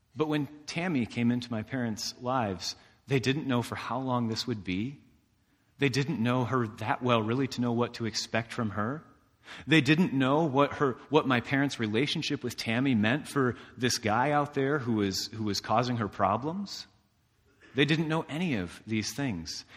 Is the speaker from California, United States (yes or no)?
no; DeMotte, Indiana, United States; DeMott, Indiana, in my hometown